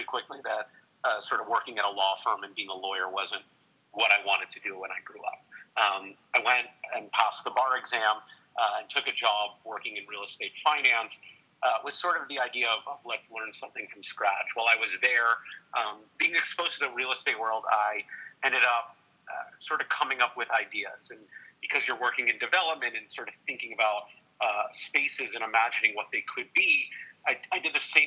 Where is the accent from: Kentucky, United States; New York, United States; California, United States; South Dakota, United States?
New York, United States; I grew up in New York